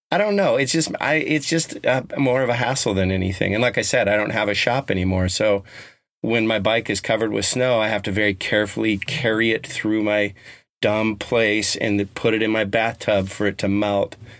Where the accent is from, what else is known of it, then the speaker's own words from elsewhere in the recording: Colorado, United States; I grew up in Colorado